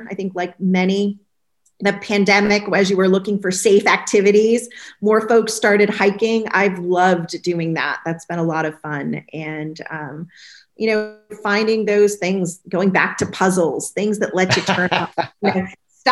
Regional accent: New England, United States; moved away as an adult; also born or lived in California; My husband and I are New Englanders by birth. You know, we both spent the first 25 years on the East Coast, 15 out in California

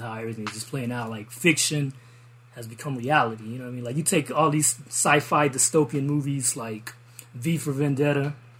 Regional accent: Biloxi, Mississippi, United States; also born or lived in New Orleans, United States; I was raised, I'm originally from Columbia

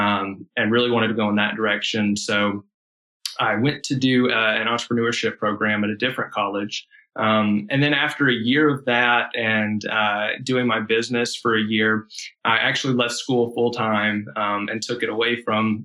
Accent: Atlanta, Georgia, United States; also born or lived in Charlotte, North Carolina; I grew up here in Georgia on the west side of Atlanta. And then in my early teen years, we moved up to the mountains in a small town

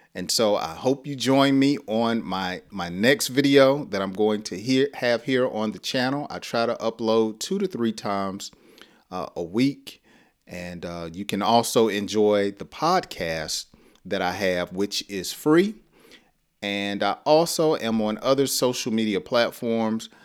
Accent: the South, United States; I talk slow because I'm from the South

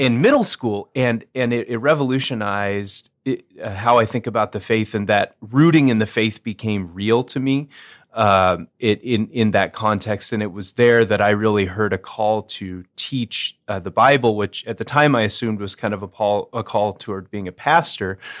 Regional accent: Northern Arizona, United States; now in Moorhead, United States; I was raised, uh, within the E L C A church, but, uh, in the Southwest. So I'm from Northern Arizona

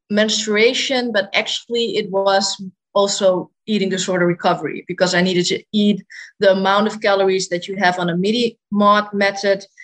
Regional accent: Netherlands; I'm 25 years old and I am from the Netherlands.

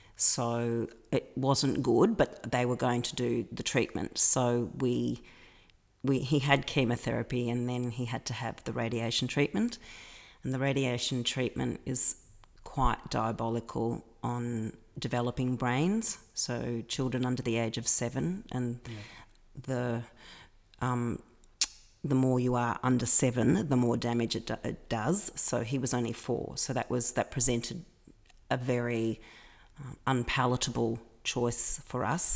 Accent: Melbourne, Victoria, Australia; moved away as an adult; now in Athens, Greece; Melbourne's my hometown. I'm a I'm a Melbourne girl.

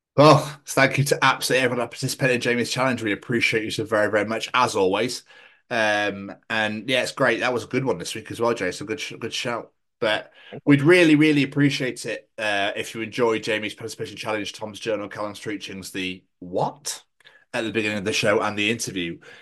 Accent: Scotland, United Kingdom; accent: Scottish; I really have not butcher my own fucking accent here

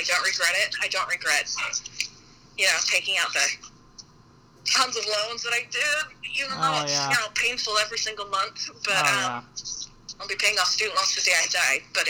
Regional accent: Salt Lake City, Utah, United States; moved away as an adult; now in St. Louis, United States; I'm, you know, from Salt Lake, I grew up in Salt Lake and went to school in southern Utah

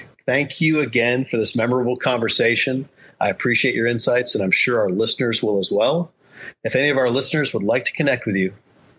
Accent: Rochester, New York, United States; also born or lived in Southern California; I grew up in Rochester, New York, and Southern California, back mm-hmm. and forth.

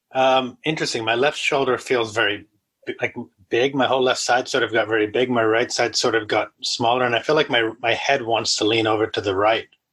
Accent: New England, United States; I'm I'm I'm from New England

